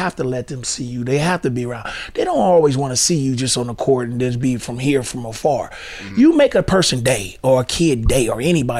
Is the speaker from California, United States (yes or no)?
yes; Oakland, California, United States; moved away as an adult; also born or lived in Seattle; I might have been born and raised in Oakland, but Seattle is second home